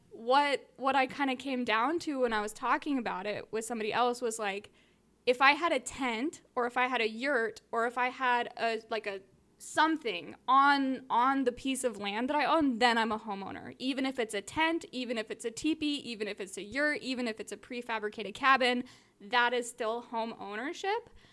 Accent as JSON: {"language": "English", "region": "Southern California", "country": "United States", "tie": "born or raised there", "said": "I grew up in Southern California"}